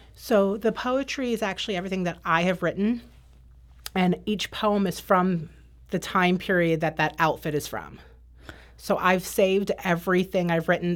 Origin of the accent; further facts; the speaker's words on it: Northern Virginia, United States; also born or lived in Maryland; I grew up in Northern Virginia. Um, I lived in Maryland between the ages of seven and nine with my dad